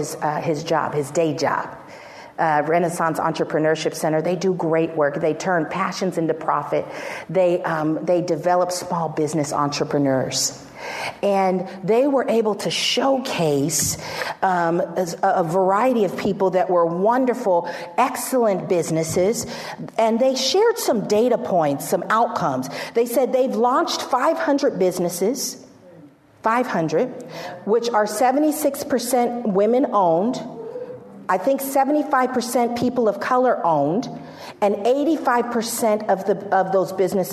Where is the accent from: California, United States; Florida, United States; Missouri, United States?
California, United States; San Francisco; we've known each other since we were 5 years old, and we grew up in San Francisco